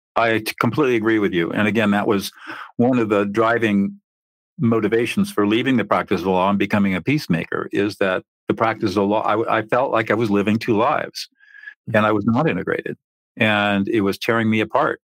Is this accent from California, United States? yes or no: yes; San Marino, California, United States; I grew up in San Marino, which, as you probably know, is a fairly affluent area in the Pasadena San Gabriel Valley